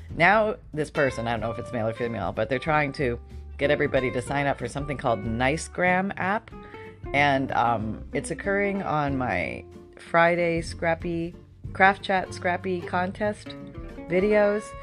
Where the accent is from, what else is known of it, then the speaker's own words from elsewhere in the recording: Canada; moved away; I grew up in Canada, so I remember some pretty pretty frigid winters